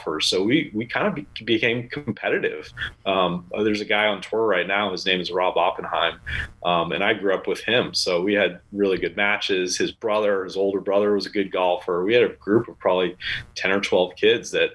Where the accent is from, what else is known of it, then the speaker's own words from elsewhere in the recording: Massachusetts, United States; I grew up in Massachusetts